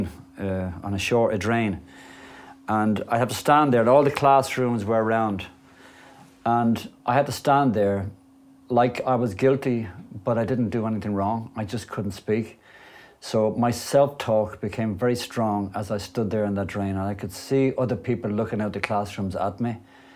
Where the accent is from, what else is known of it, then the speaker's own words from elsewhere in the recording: Dublin, Leinster, Ireland; I grew up in a place called Clontarf in Dublin